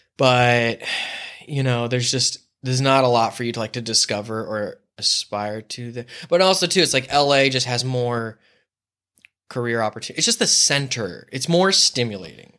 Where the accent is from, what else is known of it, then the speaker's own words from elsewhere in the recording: La Mesa, California, United States; moved away as an adult; now in Los Angeles, United States; I grew up in La Mesa by Mount Helix